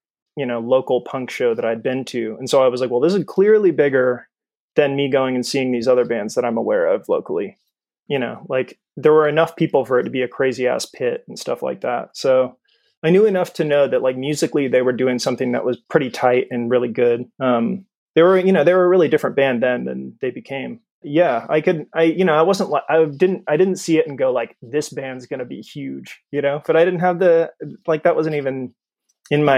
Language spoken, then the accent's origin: English; California, United States; born or raised there